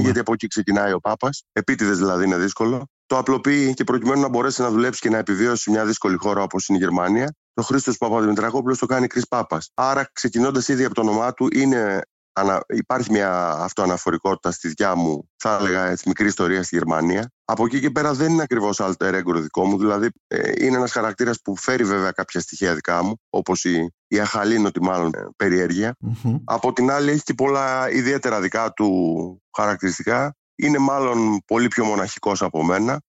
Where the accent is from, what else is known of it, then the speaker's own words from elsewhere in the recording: Aigio, Western Greece, Greece; η καταγωγή μου είναι από το Αίγιο